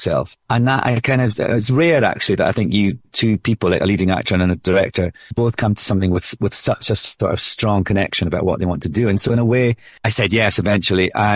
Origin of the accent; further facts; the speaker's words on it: Scotland, United Kingdom; accent: Scottish